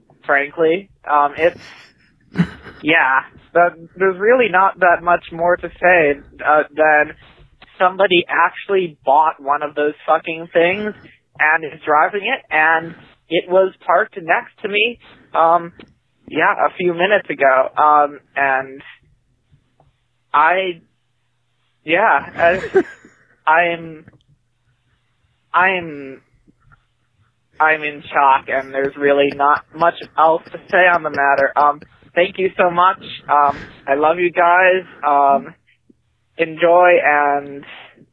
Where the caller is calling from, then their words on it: Michigan, United States; I am calling in from Michigan